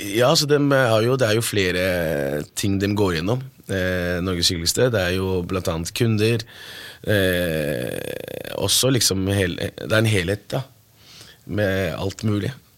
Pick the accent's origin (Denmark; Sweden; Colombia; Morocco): Morocco; now in Norway; Jeg er opprinnelig fra Marokko